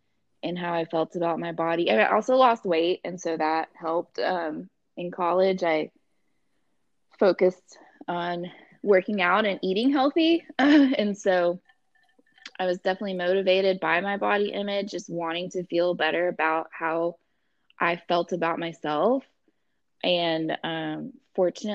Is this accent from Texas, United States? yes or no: yes; Texas, United States; moved away as an adult; also born or lived in College Station, Texas / Houston, Texas; growing up in a small town